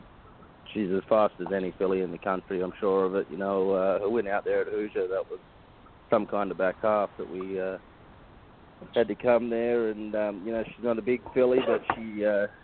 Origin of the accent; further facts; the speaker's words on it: Australia; now in United States; I'm from Australia